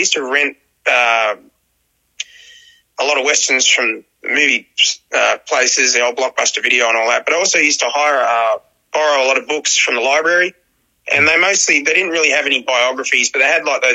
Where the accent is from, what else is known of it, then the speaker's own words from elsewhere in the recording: Dapto, New South Wales, Australia; also born or lived in Wollongong; I'm from Dapto, man. I live in Dapto. It's a part of the Illawarra region of New South Wales, Australia. So, and I was born in Wollongong Hospital.